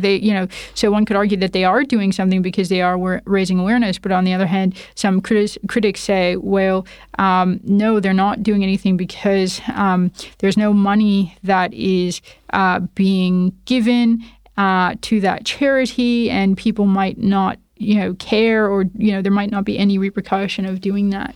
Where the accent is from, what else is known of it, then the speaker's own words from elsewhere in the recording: Toronto, Ontario, Canada; accent: Canadian; moved away as an adult; now in Perth, Australia; my accent is Canadian. So I was born and raised in Toronto, Canada.